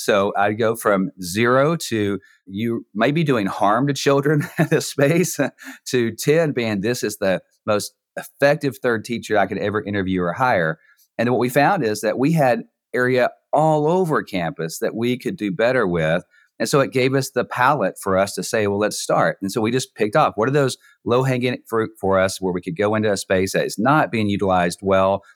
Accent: Texas, United States; moved away as an adult; now in Neom, Saudi Arabia; I'm from Texas

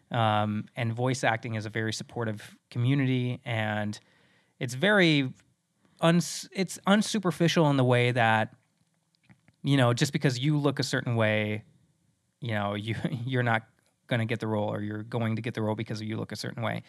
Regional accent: Midwest, United States; moved away; also born or lived in South Dakota; I'm originally from the Mid-, Midwest

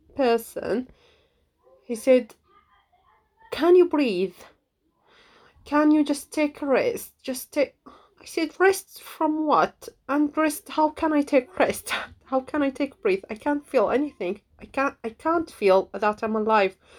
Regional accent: Syria; English is a second language; moved away as an adult; now in United Kingdom; I'm from Syria, I live in the UK, and then I call this my home and this my home

